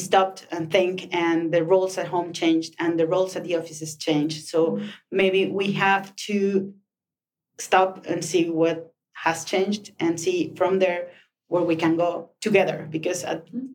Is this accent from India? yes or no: no; Chihuahua, Mexico; now in Mexico City, Mexico; when you come from a small city like mine, I'm from Chihuahua